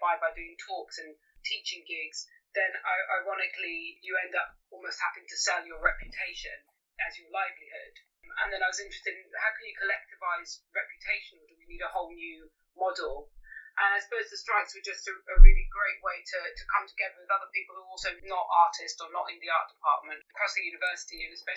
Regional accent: Greece; moved away as an adult; also born or lived in London; I grew up in Greece, and I moved to London when I was 18 to study chemistry

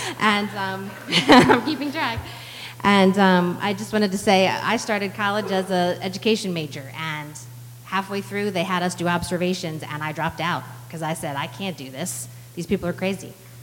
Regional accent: Maryland, United States; moved away; We are transplants. I'm proud to admit that. We came from Cecil County, Maryland.

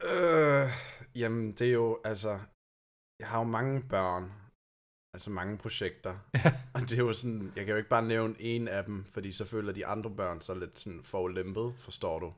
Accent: Germany; Danish is a second language; now in Denmark; jeg kommer faktisk fra Tyskland

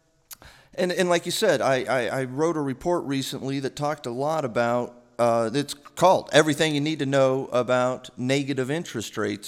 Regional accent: New Mexico, United States; moved away as an adult; also born or lived in New York; I'm originally from New Mexico, and I started off serving coffee at a Starbucks when I moved to New York with a one-way ticket when I graduated college

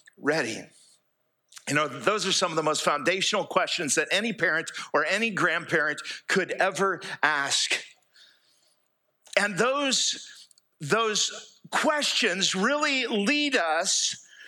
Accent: United States; moved away as an adult; now in Fairhope, Alabama, United States; I grew up here in East Jackson County

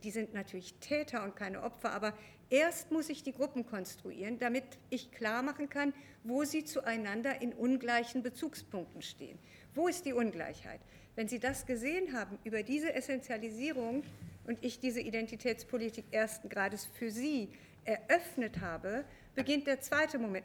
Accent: West Germany, Germany; ich in diesem Buch sehr eindeutig als Westdeutsche spreche

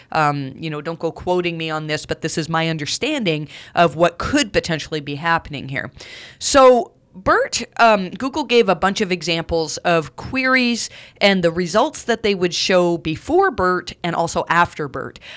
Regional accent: Canada; accent: Canadian; my Canadian accent

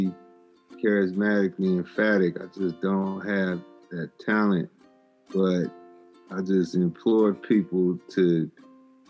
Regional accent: San Francisco, California, United States; I was born and raised in San Francisco

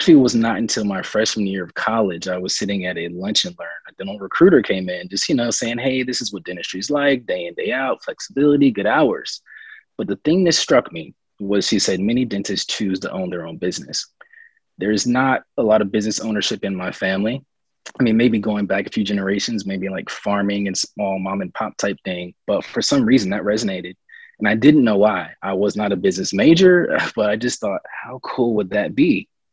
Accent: Raleigh, North Carolina, United States; also born or lived in Nashville, Tennessee; now in Charlotte, United States; growing up in Raleigh

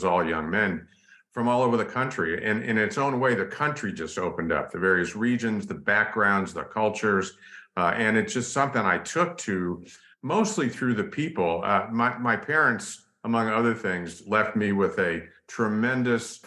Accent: Los Angeles, California, United States; I was raised in a small little town called Studio City

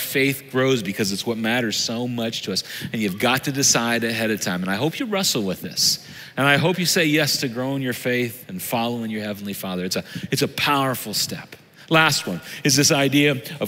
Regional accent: Southern Illinois, United States; I'm from Southern Illinois. Everybody was you all where I grew up

